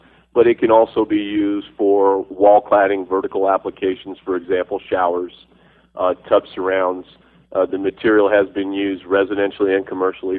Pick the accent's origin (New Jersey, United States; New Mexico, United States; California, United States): New Mexico, United States; I am from New Mexico